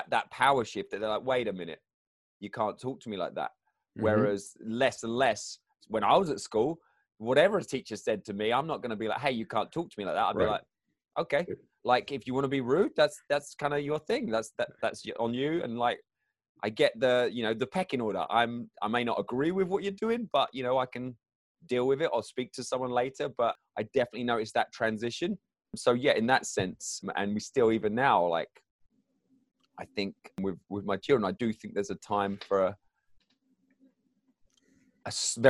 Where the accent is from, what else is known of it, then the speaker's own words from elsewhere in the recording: England, United Kingdom; I'm English